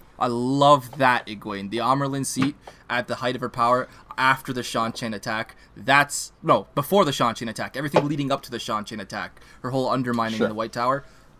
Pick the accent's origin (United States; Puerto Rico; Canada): Canada; I'll say this as a Canadian